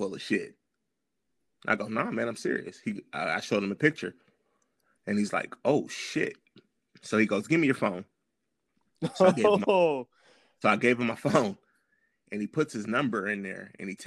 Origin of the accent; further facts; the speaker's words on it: Los Angeles, California, United States; I'm from South Central LA, so I'm a graffiti kid.